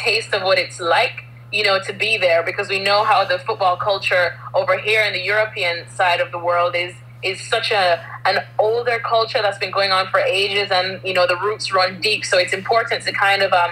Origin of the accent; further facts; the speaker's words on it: Jamaica; moved away as an adult; also born or lived in United States; now in England, United Kingdom; growing up in Jamaica